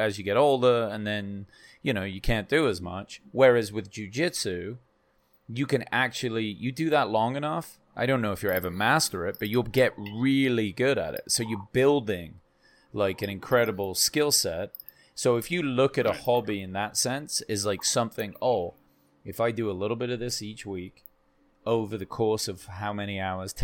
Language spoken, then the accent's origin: English; England, United Kingdom; I'm fucking English